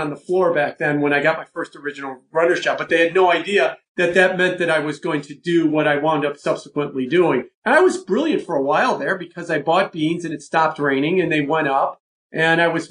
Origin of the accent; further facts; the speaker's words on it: Chicago, Illinois, United States; also born or lived in New York; I grew up in Chicago. And I've been in Chicago, you know, other than for a couple of years when I lived in New York.